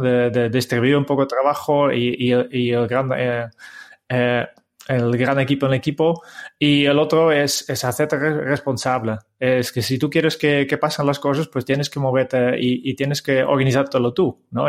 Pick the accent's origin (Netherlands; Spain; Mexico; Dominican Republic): Netherlands; Harmelen, Utrecht; Spanish is a second language; moved away as an adult; mis primeros pasos eh, han sido en un pueblo en el centro de Holanda, eh, se llama Harmelen